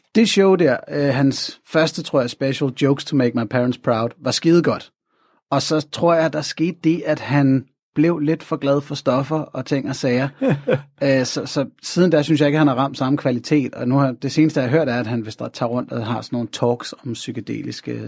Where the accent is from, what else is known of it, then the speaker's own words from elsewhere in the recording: North Zealand, Capital Region of Denmark, Denmark; Jeg er sådan født og opvokset i Nordsjælland i 80'erne